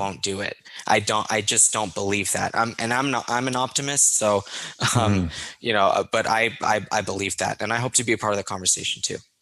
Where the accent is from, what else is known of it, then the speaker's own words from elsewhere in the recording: United States; as an American